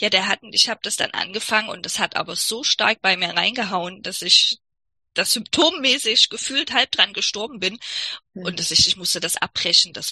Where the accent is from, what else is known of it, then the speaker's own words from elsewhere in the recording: East Germany, Germany; ich komme aus der DDR, ich frage mich auch, welcher Arzt in der DDR dir da je hätte äh, helfen können.